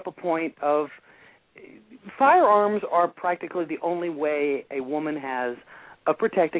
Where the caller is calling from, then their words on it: North Carolina, United States; North Carolina.